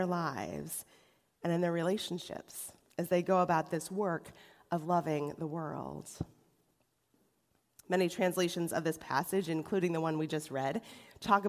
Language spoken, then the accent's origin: English; Rochester, New York, United States; now in Cleveland, United States; The church I was raised in Rochester, New York